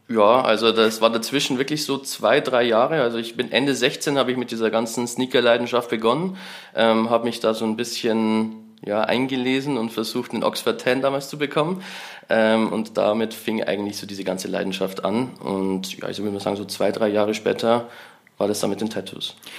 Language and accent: German; Bavarian Forest, Germany; ich bin halt im Bayerischen Wald am Land aufgewachsen.